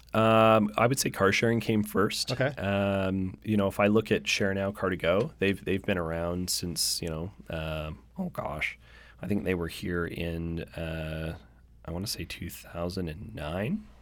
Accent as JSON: {"language": "English", "town": "Victoria", "region": "British Columbia", "country": "Canada", "tie": "born or raised there", "moved": "yes", "lives_now": "Vancouver, Canada", "said": "I grew up in Victoria, and when I grew up in Victoria"}